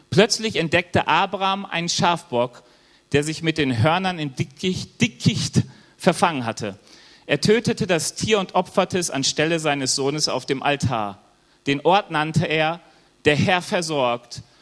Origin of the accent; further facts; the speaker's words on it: Germany; bin auch Deutscher, Jahwe Jiri genannt